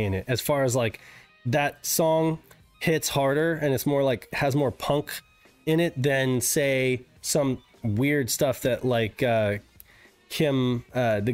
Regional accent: Reno, Nevada, United States; I grew up in Reno. I grew up in Reno.

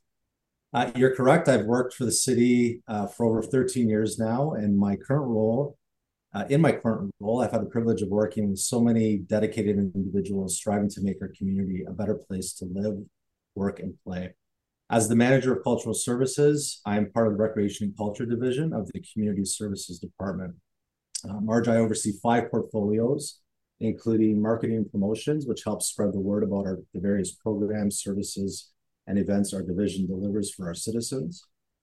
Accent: Canada; I was born here in Canada, growing up, I was immersed in learning about the traditions handed down by my parents

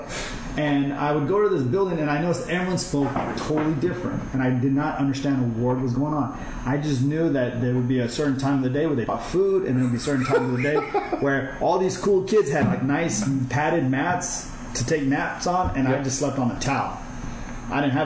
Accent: Fargo, North Dakota, United States; first language Kurdish; also born or lived in Iranian Kurdistan / Germany; My first childhood memories, like the first thing I really remember of anything, is Fargo, North Dakota

